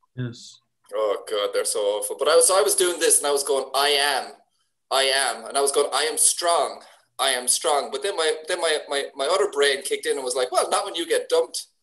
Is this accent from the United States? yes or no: no; Ireland; I'm Irish